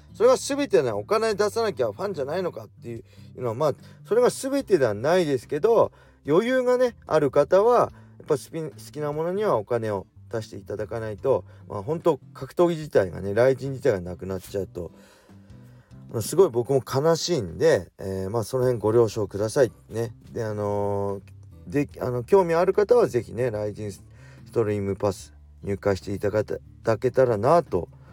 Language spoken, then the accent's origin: Japanese; Tsukuba, Ibaraki, Japan; この僕の地元このつくば